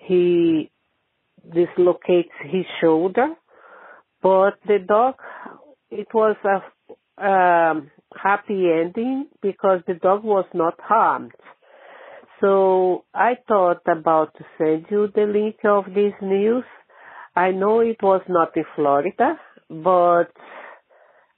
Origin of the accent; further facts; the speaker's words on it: Brazil; now in Ireland; I'm not Irish. I'm Brazilian, but I live here in Ireland.